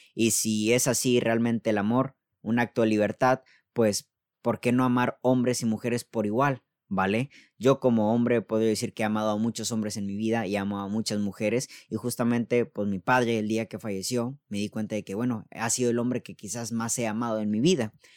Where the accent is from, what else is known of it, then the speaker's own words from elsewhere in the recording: Mexico; al menos aquí en México vivimos en un país muy machista